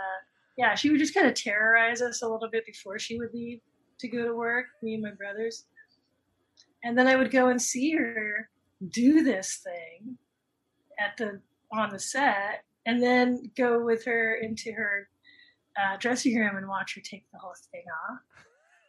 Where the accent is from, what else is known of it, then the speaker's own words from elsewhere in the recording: Los Angeles, California, United States; I grew up in Toluca Lake